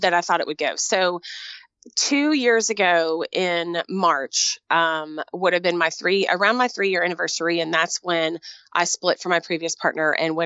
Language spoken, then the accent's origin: English; Texas, United States; moved away; I was in Texas. I grew up in Texas